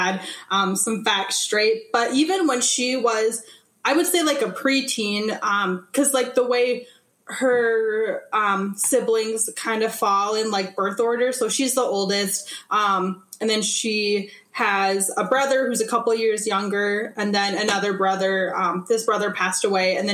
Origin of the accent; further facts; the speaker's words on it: Minnesota, United States; also born or lived in Calcutta, India / Aitkin, Minnesota; I grew up on the Iron Range of Minnesota initially, so like way up north, like think of Aurora, Hoyt Lakes, Biwabik. We moved to Aiken, Minnesota when I was 10 or 11, and that's where I lived until I went off to college.